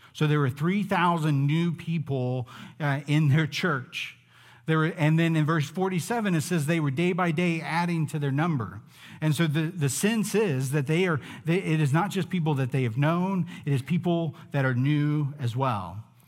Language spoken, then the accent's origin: English; United States; Growing up in the United States